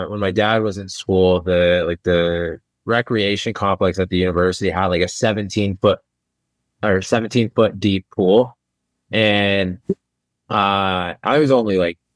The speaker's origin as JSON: {"language": "English", "region": "Indiana", "country": "United States", "tie": "born or raised there", "said": "I grew up in Indiana"}